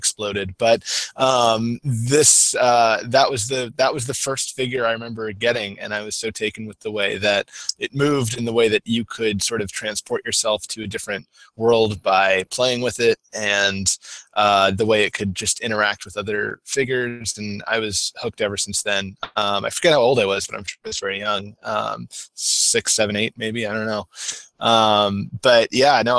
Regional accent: the South, United States; growing up in the South

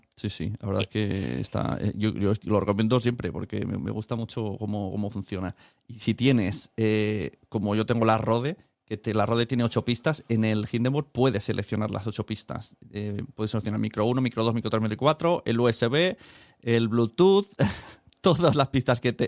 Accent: Spain; como español

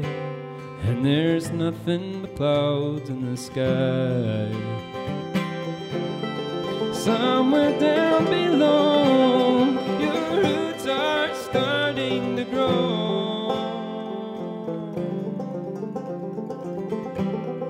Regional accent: Galway, Connacht, Ireland; two sets of brothers. We come from Galway in Ireland

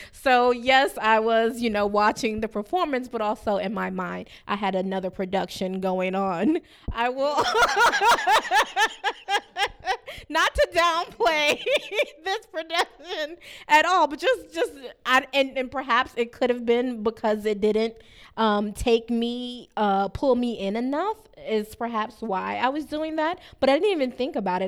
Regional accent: Miami, Florida, United States; growing up in Liberty City

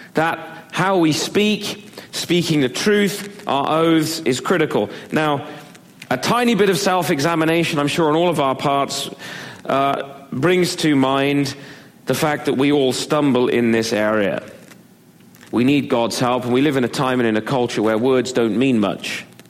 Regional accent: Devizes, South West England, United Kingdom; moved away; When I was growing up in England, we lived in a little uh, market town just outside of Bath

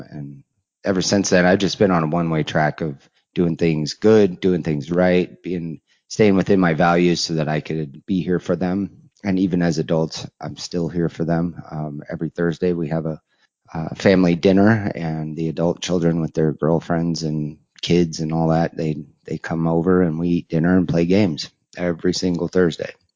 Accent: Colorado, United States; moved away as an adult; also born or lived in Nebraska; I had actually taken off from Colorado, my hometown area

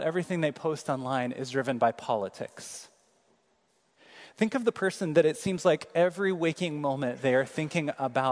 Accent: Kansas City, United States; moved away; I'm from Kansas City.

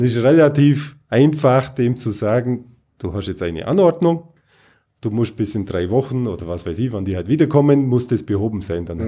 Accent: Bavaria, Germany; bei uns in Bayern

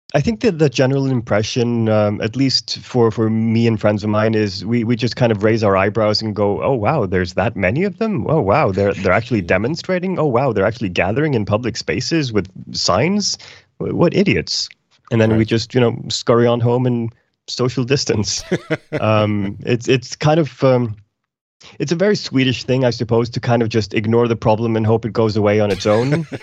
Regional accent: Iceland; now in Sweden; I'm, I'm from Iceland originally

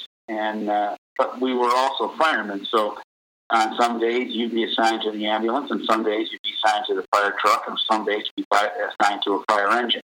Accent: Chicago, Illinois, United States; also born or lived in Hinsdale, Illinois / Downers Grove, Illinois; I grew up on the south side of Chicago until I was 16, and then I moved to Hinsdale with my parents.

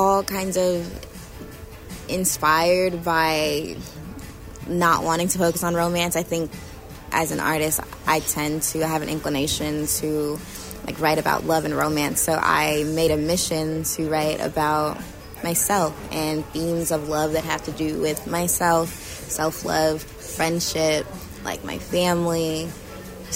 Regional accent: Inglewood, California, United States; I'm from Inglewood, and I'm a singer-songwriter

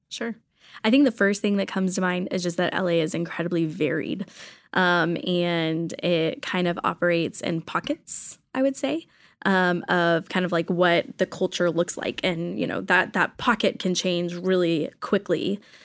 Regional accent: Texas, United States; moved away as an adult; now in Los Angeles, United States; I am originally from Texas

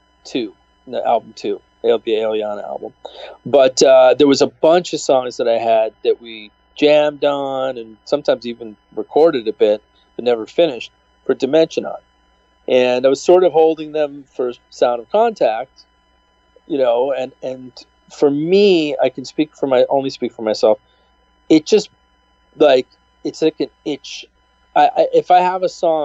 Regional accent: United States; me being an American

